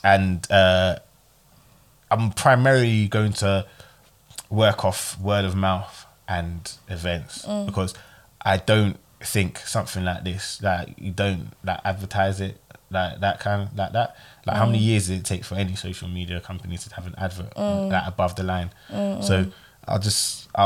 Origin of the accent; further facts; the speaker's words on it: Ghana; I'm Ghanaian